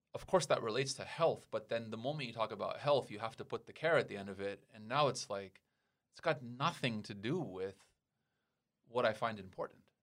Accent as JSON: {"language": "English", "country": "United States", "moved": "yes", "lives_now": "Taiwan", "said": "I'm from America"}